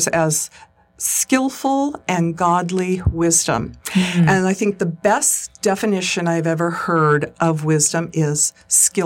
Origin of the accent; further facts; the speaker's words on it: Redding, California, United States; also born or lived in Broken Arrow, Oklahoma; I came back to Reading with a vision for there to be a school in Reading, in my hometown